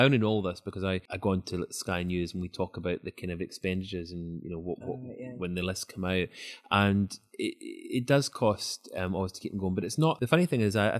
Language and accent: English; Scotland, United Kingdom; moved away; I'm obviously from Scotland originally